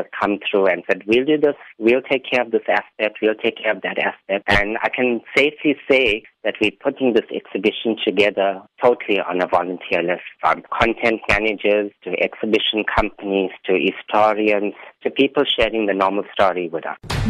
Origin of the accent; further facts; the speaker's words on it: South Africa; 2020 is very special for us as the Indian community in South Africa.